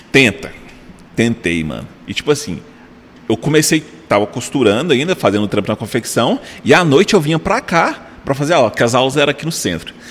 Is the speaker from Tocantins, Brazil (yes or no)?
yes; Tocantins, Brazil; Eu falei, sou lá do Tocantins, eu vim pra cá pra fazer o curso.